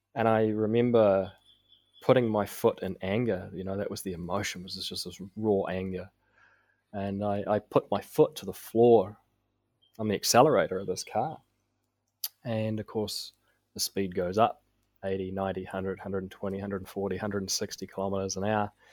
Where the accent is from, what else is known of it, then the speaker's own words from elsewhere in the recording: Auckland, New Zealand; I was raised in South Auckland, uh, by my mother, single mum